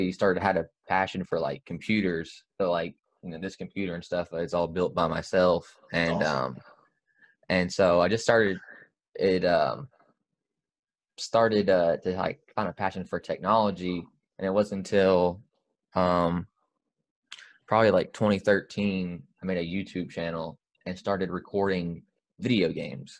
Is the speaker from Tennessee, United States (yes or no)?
yes; Memphis, Tennessee, United States; I am born and raised in Memphis, Tennessee